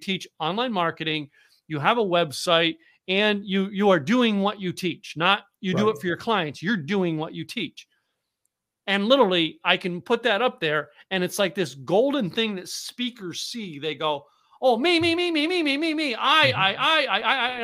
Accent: the Poconos, Pennsylvania, United States; also born or lived in Scranton, Pennsylvania; now in Dallas, United States; I grew up in the Poconos of Pennsylvania

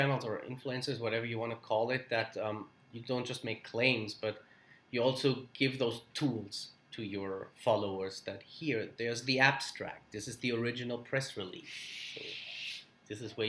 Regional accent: Germany; I'm from Germany

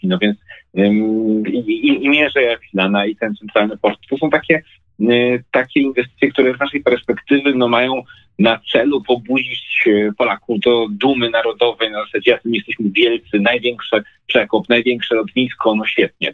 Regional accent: Lesser Poland, Poland; u nas w Małopolsce

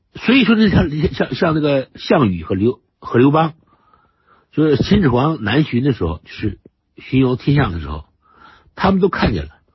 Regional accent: China; 我们中国人就这个，就，就这个毛病

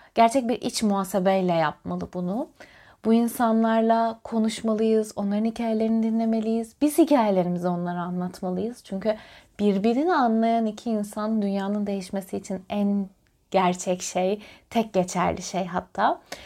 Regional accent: Antalya, Turkey; Ben Antalya'da doğmuş, büyümüş bir beyaz Türk'üm.

